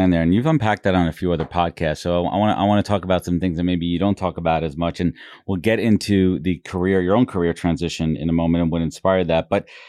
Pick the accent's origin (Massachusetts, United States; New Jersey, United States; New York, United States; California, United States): New York, United States; Long Island; I'm a freaking white middle class Jewish guy from Long Island.